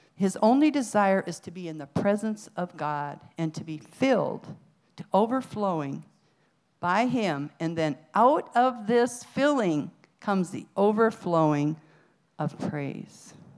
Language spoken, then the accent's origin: English; Iowa, United States; moved away; also born or lived in Arizona; I was from Iowa